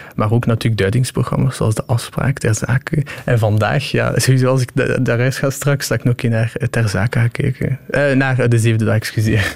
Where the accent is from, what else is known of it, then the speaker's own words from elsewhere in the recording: Shkodër, Shkodër County, Albania; now in Ghent, Belgium; ik kom uit Skodra